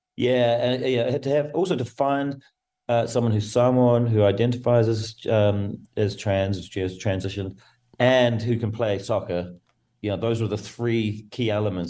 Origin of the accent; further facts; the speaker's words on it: New Zealand; I come from New Zealand, as very it's a rugby mad nation